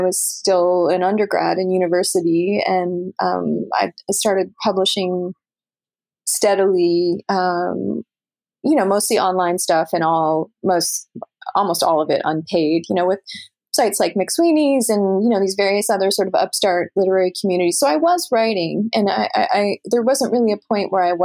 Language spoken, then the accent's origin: English; Canada; moved away as an adult; now in New York, United States; as a Canadian